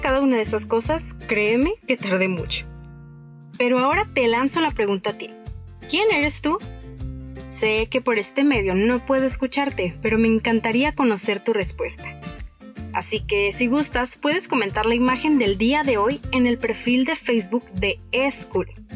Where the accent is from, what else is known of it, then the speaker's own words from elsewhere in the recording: Tijuana, Baja California, Mexico; nací en Tijuana